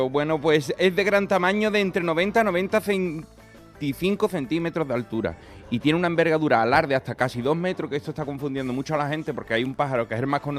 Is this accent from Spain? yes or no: yes; Andalusia, Spain; yo no estoy acostumbrado a esto, yo soy